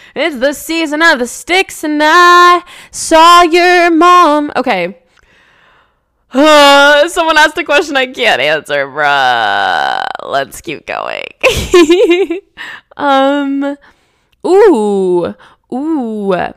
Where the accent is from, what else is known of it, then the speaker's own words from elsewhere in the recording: New Jersey, United States; now in West Coast, United States; I'm from New Jersey. I loved growing up there.